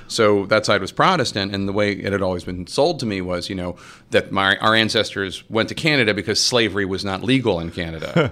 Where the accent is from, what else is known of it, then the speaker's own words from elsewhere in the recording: Philadelphia, Pennsylvania, United States; moved away; I grew up in Philly and I was seven during the bicentennial